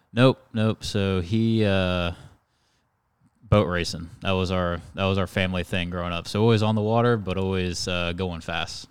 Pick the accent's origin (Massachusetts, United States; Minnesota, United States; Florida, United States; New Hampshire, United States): Florida, United States; Stuart; born and raised in Stuart. So, um, you know, grew up in the fisherman's paradise